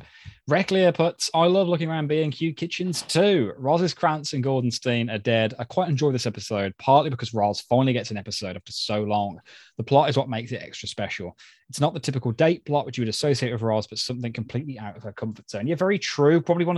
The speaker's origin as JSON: {"language": "English", "country": "New Zealand", "accent": "New Zealand", "said": "Key, your impression of my New Zealand accent is not quite there. Keep trying. I expect all my listener mail to be read in my native tongue from now on."}